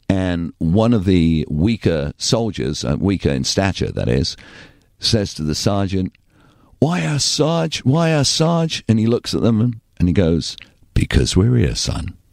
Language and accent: English; Torquay, South West England, United Kingdom; accent: English; moved away as an adult; also born or lived in Bristol / Bakersfield / San Luis Obispo; now in United States; It's a beautiful little village. I was so blessed to grow up there.